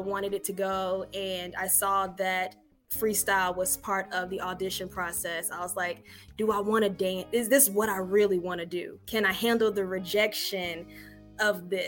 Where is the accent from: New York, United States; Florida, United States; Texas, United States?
Florida, United States; Daytona Beach; moved away as an adult; also born or lived in Jacksonville, Florida; now in Atlanta, United States; I'm from Florida, Daytona Beach, Florida